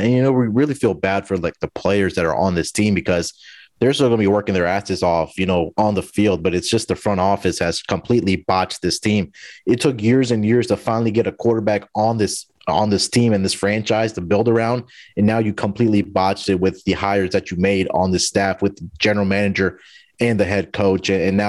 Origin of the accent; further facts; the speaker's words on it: Houston, Texas, United States; Let's get started with my hometown team, the Houston Texans.